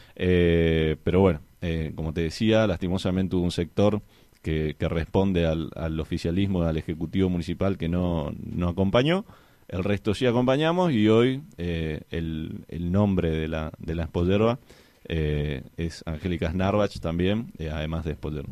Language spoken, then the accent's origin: Spanish; Argentina